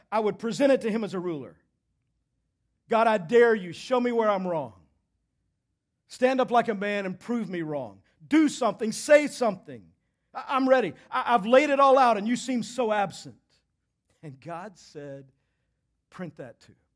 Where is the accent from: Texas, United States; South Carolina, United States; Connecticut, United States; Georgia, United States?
Texas, United States; I'm from Texas